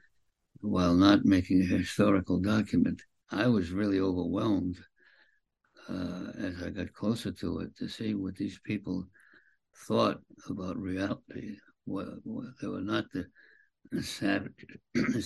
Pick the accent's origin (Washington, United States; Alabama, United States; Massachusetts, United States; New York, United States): Massachusetts, United States; Boston; moved away; I was a kid from Boston